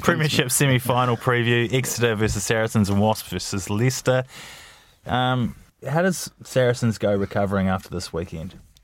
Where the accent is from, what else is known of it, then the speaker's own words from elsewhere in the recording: New Zealand; I'm a Kiwi